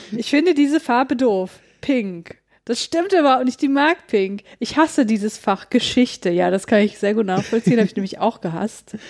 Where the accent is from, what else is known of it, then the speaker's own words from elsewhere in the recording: North Rhine-Westphalia, Germany; ich komme ja aus Nordrhein-Westfalen